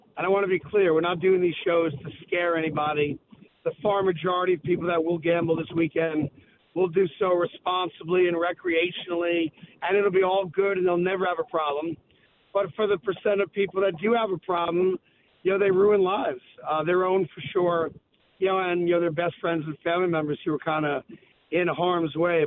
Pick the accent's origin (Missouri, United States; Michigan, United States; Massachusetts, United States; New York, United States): New York, United States; I'm a New Yorker